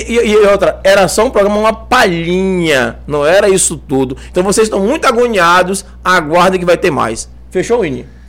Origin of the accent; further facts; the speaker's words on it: Cruz das Almas, Bahia, Brazil; eu sou de Cruz das Almas, né? Minha família é de Cruz das Almas